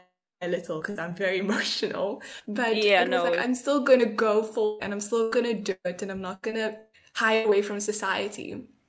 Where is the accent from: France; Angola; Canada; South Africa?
South Africa; also born or lived in Durban; I'm from South Africa, I'm 22